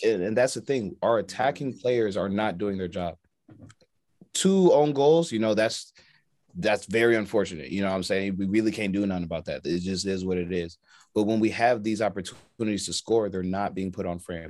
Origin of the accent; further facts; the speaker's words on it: United States; we're American